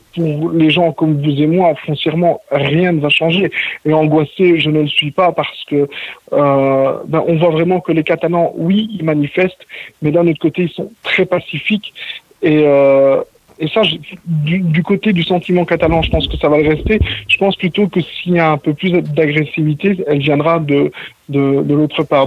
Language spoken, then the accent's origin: French; Belgium; now in Mont-roig del Camp, Spain; je suis belge d'origine